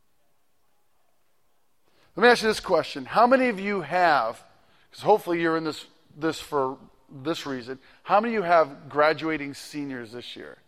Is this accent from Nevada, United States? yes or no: no; Massachusetts, United States; now in Ohio, United States; I am originally from Massachusetts. I've been gone for a while from there